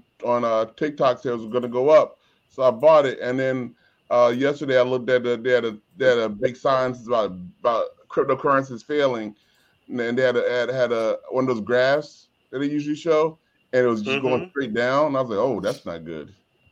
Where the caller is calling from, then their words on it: NoHo, United States; I'm the bro from NoHo.